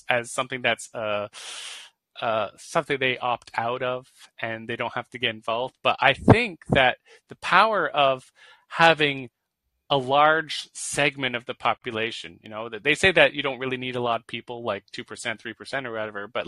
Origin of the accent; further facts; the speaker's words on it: Canada; I'm Canadian